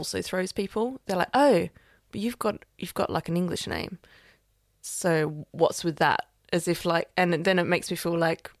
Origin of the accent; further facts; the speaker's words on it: Australia; moved away as an adult; also born or lived in France / Switzerland; now in London, United Kingdom; I am Australian.